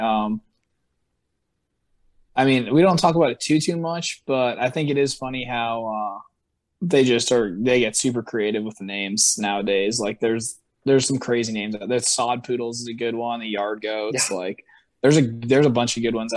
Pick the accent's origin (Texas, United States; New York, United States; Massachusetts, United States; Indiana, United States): Massachusetts, United States; moved away; I'm from Massachusetts